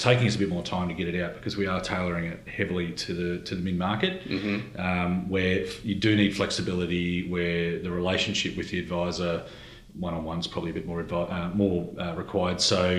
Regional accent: Gold Coast, Queensland, Australia; I say I'm from the Gold Coast with some trepidation because I certainly didn't fit culturally with the Gold Coast way of life.

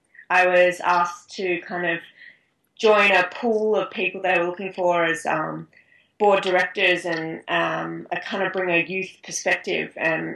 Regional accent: Australia; I guess I'm lucky with one of my main rivals being another Australian.

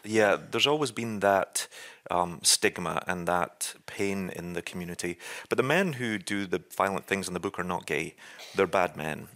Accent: Scotland, United Kingdom; moved away as an adult; now in New York, United States; as a Scotsman

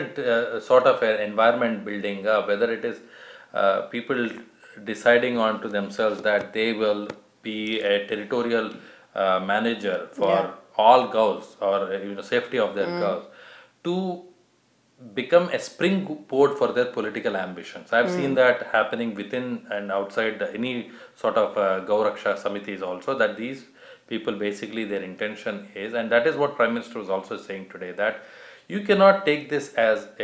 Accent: Hyderabad, Telangana, India; growing up in Hyderabad, back in the 90s

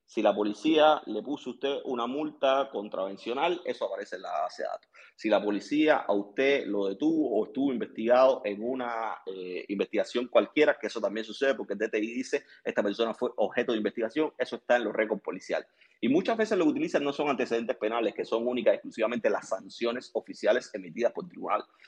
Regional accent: Cuba; moved away; yo soy cubano

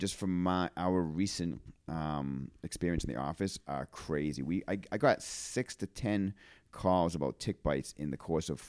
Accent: Auburn, Maine, United States; I grew up on Minot Avenue.

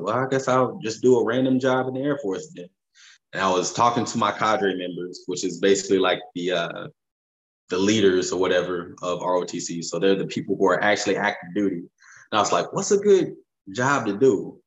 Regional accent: Fayetteville, North Carolina, United States; moved away as an adult; now in Los Angeles, United States; I'm from Fayetteville, North Carolina

